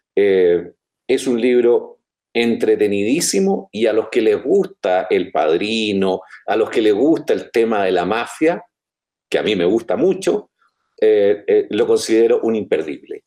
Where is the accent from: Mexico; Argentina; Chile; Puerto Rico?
Chile